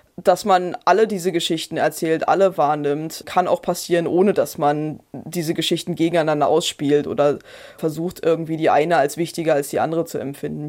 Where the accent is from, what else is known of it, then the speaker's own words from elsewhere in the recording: Brandenburg, Germany; accent: Brandenburg with a bit of Berlin; ich komme aus Brandenburg und da schleift sicherlich noch ein bisschen Berlin